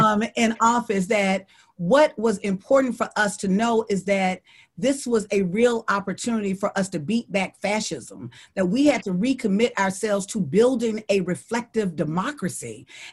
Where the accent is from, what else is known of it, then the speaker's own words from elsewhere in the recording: Deep South, United States; The reason why I know that is because I'm from the Deep South and we live with Trump every day.